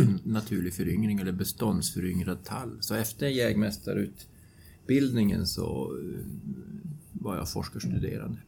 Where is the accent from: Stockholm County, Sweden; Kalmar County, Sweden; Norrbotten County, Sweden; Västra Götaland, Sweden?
Norrbotten County, Sweden; Luleå; Jag bor utanför Luleå och är alltså född och uppvuxen där